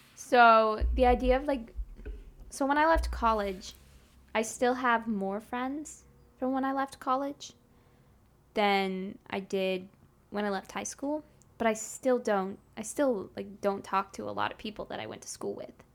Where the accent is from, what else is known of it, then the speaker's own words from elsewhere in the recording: Grapevine, Texas, United States; I grew up in Dallas, Fort Worth, specifically in the town Grapevine